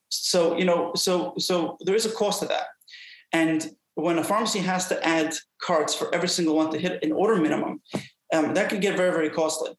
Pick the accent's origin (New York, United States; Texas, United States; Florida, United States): New York, United States; New York City; I was brought up in Brooklyn, New York.